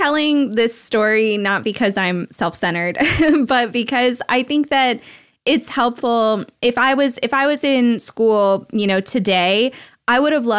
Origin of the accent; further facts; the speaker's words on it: Belgium; born there; I grew up overseas, actually. So I grew up everywhere. My mom is Belgian. So I was born in Belgium and my dad's American.